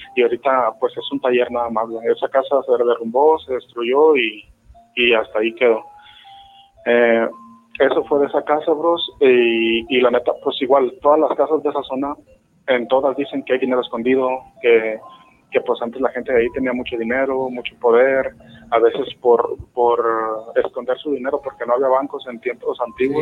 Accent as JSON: {"language": "Spanish", "town": "Guadalajara", "region": "Jalisco", "country": "Mexico", "said": "soy de, la ciudad de Guadalajara"}